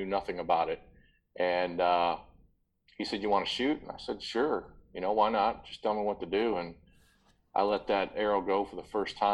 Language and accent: English; Papillion, Nebraska, United States; born and raised in Papillion, Nebraska, which is a suburb of Omaha